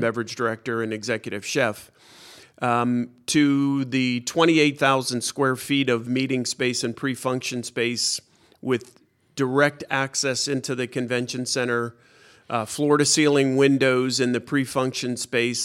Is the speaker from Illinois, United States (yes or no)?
no; Pittsburgh, Pennsylvania, United States; moved away; also born or lived in Washington, D.C.; I was born in Pittsburgh